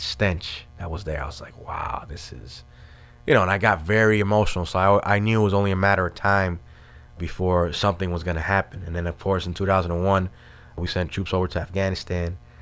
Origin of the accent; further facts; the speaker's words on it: New York City, New York, United States; moved away as an adult; also born or lived in Washington Heights, Manhattan; my family moved to, uh, Brooklyn in Starrett City, which is in the East New York section of Brooklyn. And I kinda grew up there